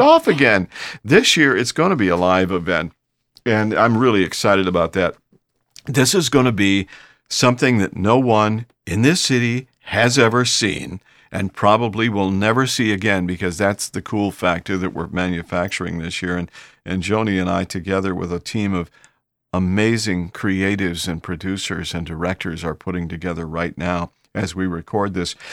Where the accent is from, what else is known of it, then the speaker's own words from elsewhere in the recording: Bay Village, Ohio, United States; now in Houston, United States; I'm from, uh, Bay Village, Ohio originally, and that's my home, that's, it's my hometown